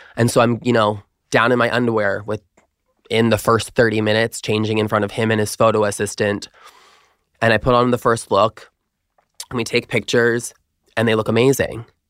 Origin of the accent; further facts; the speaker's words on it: Long Island, New York, United States; I'm originally from Long Island, New York